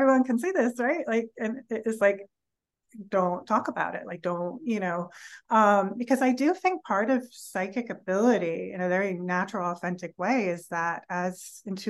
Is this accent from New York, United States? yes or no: yes; New York City, New York, United States; moved away; also born or lived in California; I grew up in New York City in an apartment building, like on the 14th floor